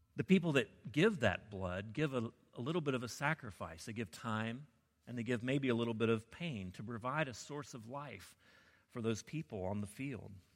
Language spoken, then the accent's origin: English; the South, United States; I grew up in the South